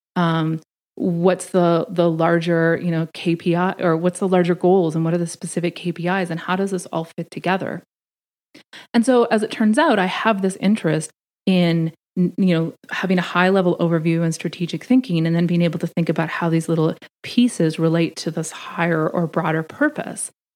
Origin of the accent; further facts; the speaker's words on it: Canada; moved away as an adult; now in Washington, D.C., United States; I'm Canadian